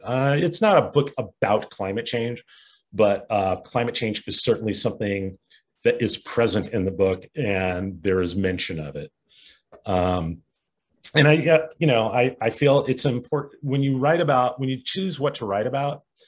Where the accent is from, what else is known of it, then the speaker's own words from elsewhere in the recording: Culver City, California, United States; Culver City, California, which is a suburb outside Los Angeles. Uh, my hometown, it's where I grew up.